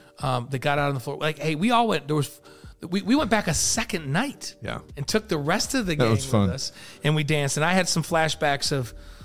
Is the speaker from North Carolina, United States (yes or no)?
no; Utah, United States; we're from Utah